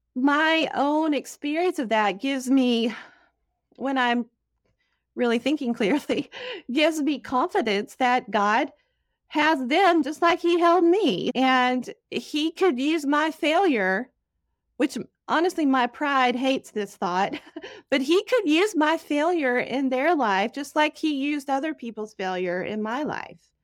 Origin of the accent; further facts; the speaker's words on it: Dallas, Texas, United States; moved away; I grew up in Dallas, Texas